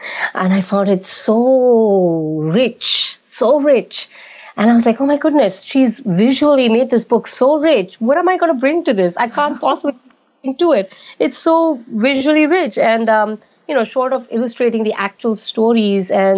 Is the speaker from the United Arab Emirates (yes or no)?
yes; United Arab Emirates; also born or lived in Bombay, India; now in United States; I was raised in United Arab Emirates, which is a tiny little country in the Saudi Arabian Peninsula